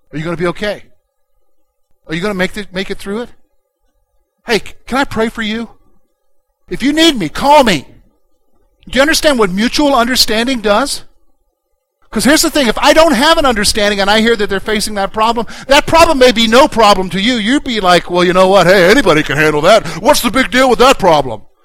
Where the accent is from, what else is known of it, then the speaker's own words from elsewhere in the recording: Columbia, United States; now in Pennsylvania, United States; I'm from the South, from Columbia, which is, I grew up in the suburbs there